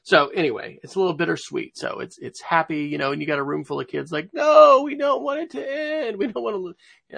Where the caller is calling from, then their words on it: Oklahoma City, Oklahoma, United States; I am coming from Oklahoma City, where it is cool and a bit rainy